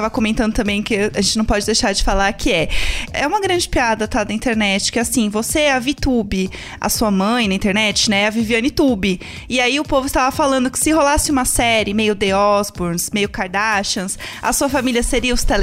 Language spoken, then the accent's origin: Portuguese; São Paulo, Brazil; sou de São Paulo.